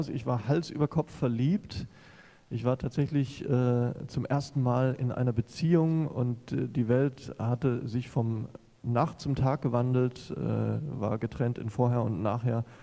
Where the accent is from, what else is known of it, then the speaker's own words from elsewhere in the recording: Southern Germany, Germany; Ich war zurück in meine Heimat gezogen, nach Süddeutschland ähm